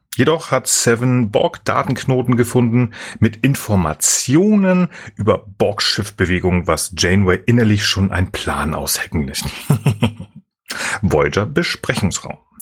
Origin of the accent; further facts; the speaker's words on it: Germany; wir Deutschen